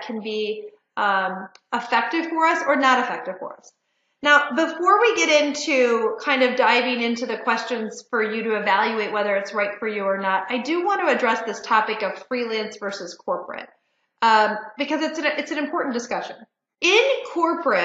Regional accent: Detroit, Michigan, United States; moved away; also born or lived in Chicago / Washington, D.C.; I grew up in Detroit

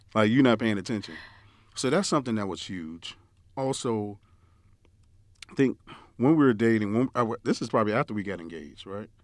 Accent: New York, United States; moved away; growing up in New York, we used to oh, my parents used to always send us down south

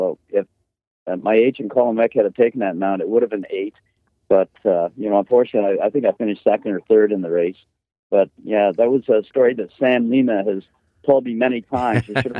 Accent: Canada; born or raised there

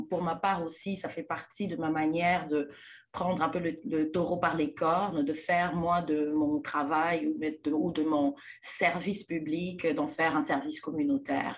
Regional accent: DR Congo; moved away; je suis née et grandie en République démocratique du Congo

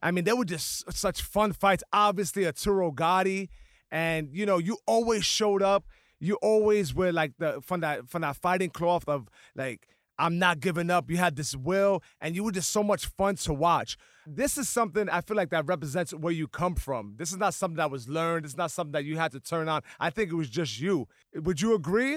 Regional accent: New York City, New York, United States; also born or lived in The Bronx; I grew up in the Lower East Side

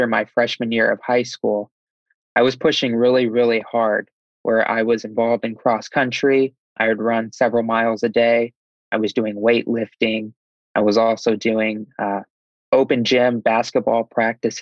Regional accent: Davenport, Iowa, United States; I'm from Iowa in a town called Davenport, Iowa

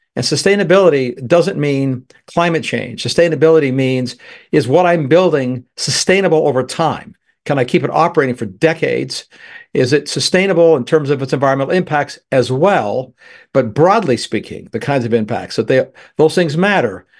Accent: Canada; now in United States; I'm a Canadian. Originally, I'm still a Canadian citizen and American both.

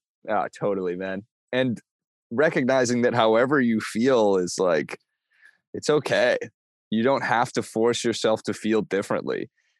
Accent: Bainbridge Island, Washington, United States; Again, I'm from Bainbridge Island close to Seattle.

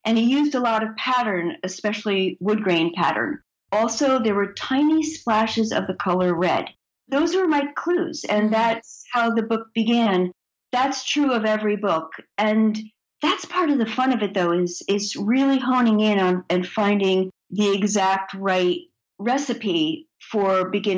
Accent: New Jersey, United States; I grew up in New Jersey, where we were on our bicycles all day and played kick the can at night

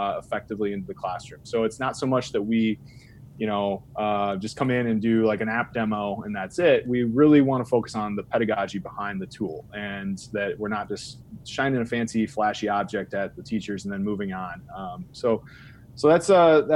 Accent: Illinois, United States; also born or lived in Dixon, Illinois; So I'm from Illinois. I'm from a small town in Illinois. I live in Dixon, Illinois

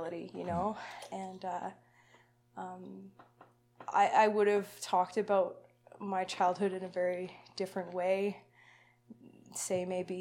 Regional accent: Lethbridge, Alberta, Canada; I was born in Lethbridge, so, you know, not far from here. Mm-hmm. I lived there till I was about 10.

